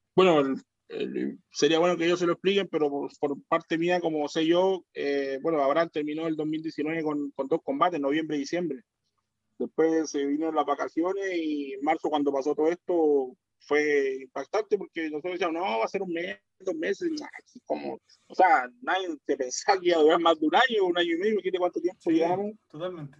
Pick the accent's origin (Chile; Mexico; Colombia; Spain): Chile; uno como chileno